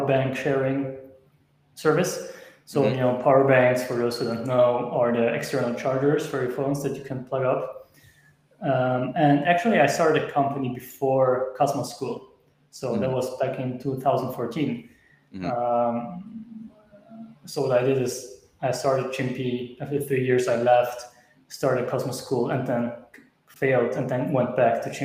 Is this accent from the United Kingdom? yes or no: no; Switzerland; I'm from Switzerland, and we started in Switzerland